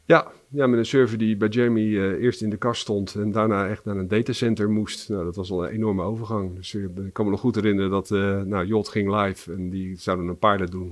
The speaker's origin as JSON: {"language": "Dutch", "town": "Barendrecht", "region": "South Holland", "country": "Netherlands", "tie": "born or raised there", "also_born_or_lived": "Rotterdam", "said": "geboren in Rotterdam en opgegroeid in Barendrecht"}